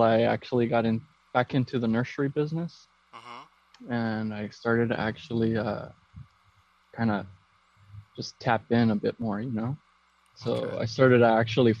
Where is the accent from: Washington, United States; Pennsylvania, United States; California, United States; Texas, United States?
California, United States; Downey; also born or lived in Huntington Park, California; I'm originally from Downey, California, and I was born in Huntington Park